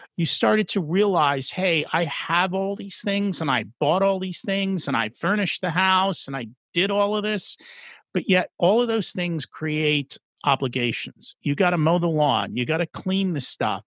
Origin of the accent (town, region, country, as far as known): New Jersey, United States; born or raised there; first language English